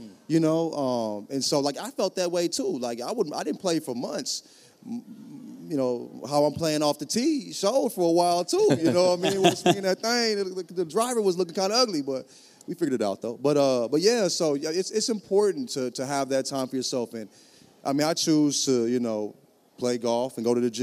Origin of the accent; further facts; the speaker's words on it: St. Louis, Missouri, United States; also born or lived in the South; I'm from St. Louis. Grew up in the South.